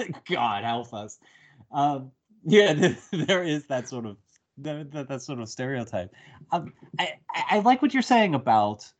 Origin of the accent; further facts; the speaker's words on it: United States; as an American